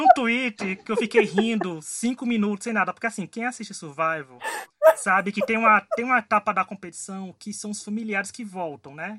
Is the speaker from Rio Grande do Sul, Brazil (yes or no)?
no; Paraíba, Brazil; Eu, como nordestino, como paraibano, tô adorando aqui